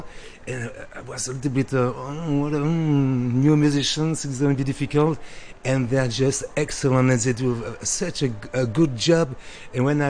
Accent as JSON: {"language": "English", "town": "Brussels", "region": "Brussels-Capital Region", "country": "Belgium", "tie": "born or raised there", "also_born_or_lived": "Morocco", "second_language": "English", "moved": "as an adult", "lives_now": "Paris, France", "said": "I was born in Brussels, so my family is in Brussels. I live in Paris"}